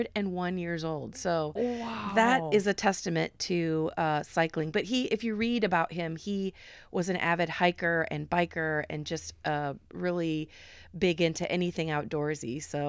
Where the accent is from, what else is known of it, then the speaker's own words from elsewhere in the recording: Cedar Rapids, Iowa, United States; but the Wright brothers lived in Cedar Rapids, which is my hometown, with their family from 1878 to 1881.